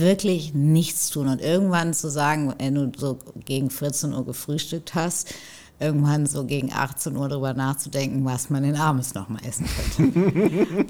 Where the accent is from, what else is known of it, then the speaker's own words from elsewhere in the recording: North Rhine-Westphalia, Germany; now in Hamburg, Germany; ich bin ja auch in, in NRW groß geworden